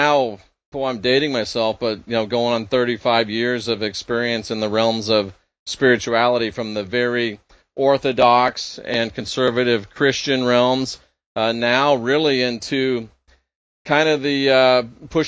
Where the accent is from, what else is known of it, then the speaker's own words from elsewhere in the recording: Clearwater, Florida, United States; I was born and raised in Clearwater, Florida, which is Pinellas County